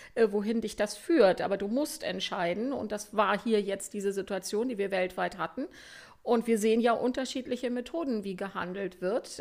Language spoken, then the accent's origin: German; Germany